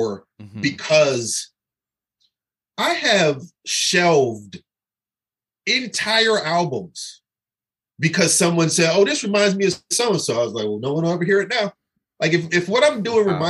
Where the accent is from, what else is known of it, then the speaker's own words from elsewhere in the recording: Pasadena, California, United States; I grew up in California in the 80s, which was the height of gang warfare. And like I lived in Pasadena